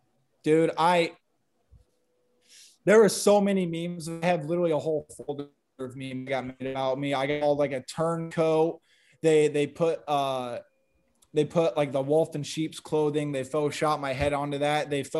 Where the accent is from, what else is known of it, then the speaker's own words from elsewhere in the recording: Sioux City, Iowa, United States; born there; I was born in Sioux City. I moved around a little bit. My parents were Iowa fans.